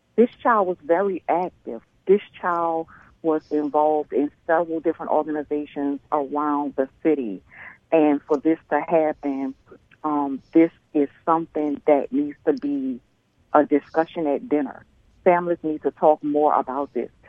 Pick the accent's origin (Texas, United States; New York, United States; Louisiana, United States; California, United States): Louisiana, United States; New Orleans; I grew up in New Orleans with my grandparents